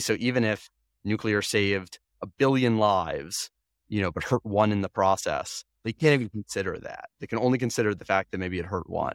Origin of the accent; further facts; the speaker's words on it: Long Island, New York, United States; I grew up on Long Island